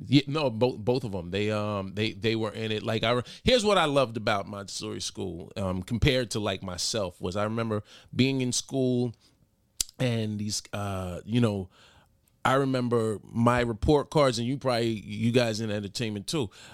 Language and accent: English; New York City, New York, United States; also born or lived in Mount Vernon, New York; Grew up in, uh, the Bronx, born in the Bronx, raised Mount Vernon, New York